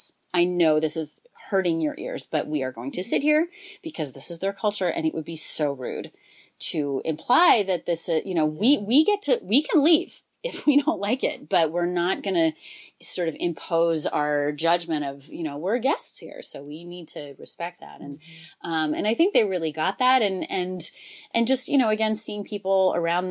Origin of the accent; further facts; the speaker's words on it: United States; we're from this country, but we have this other background too